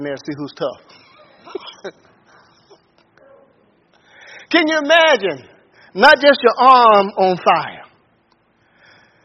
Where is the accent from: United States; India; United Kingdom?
United States; Pensacola, Florida; I grew up in Pensacola, Florida